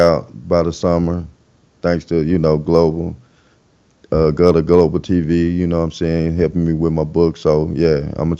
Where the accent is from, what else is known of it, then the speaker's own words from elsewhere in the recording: Arkansas, United States; how I was raised up in Arkansas